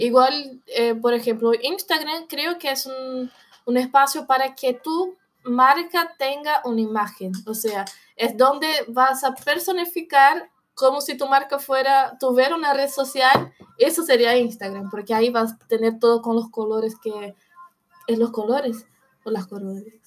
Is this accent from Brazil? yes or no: yes; São Paulo, Brazil; Spanish is a second language; also born or lived in Buenos Aires, Argentina; now in Argentina; yo soy de Sao Paulo, es una ciudad muy parecida a Buenos Aires